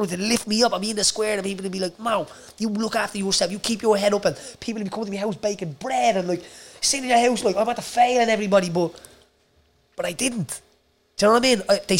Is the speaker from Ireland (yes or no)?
yes; Dublin, Leinster, Ireland; I grew up in Jobstown with brain surgeries.